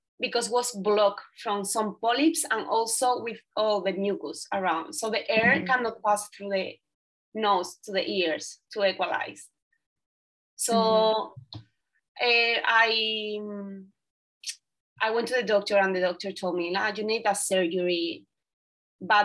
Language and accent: English; southern Spain, Spain; English is a second language; moved away as an adult; I came from a little town in the south of Spain